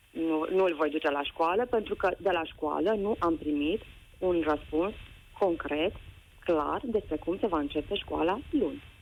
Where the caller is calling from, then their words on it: Alba Iulia, Alba County, Romania; Sunt mamă, sunt din Alba Iulia